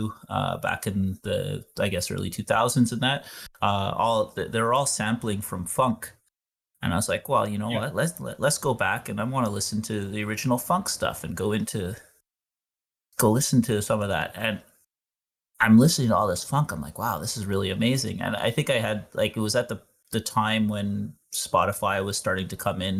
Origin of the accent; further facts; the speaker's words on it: outside of Montreal, Quebec, Canada; I grew up outside of Montreal